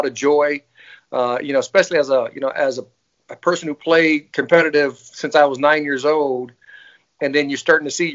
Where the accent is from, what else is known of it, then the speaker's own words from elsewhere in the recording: Fort Wayne, Indiana, United States; born and raised in Fort Wayne, Indiana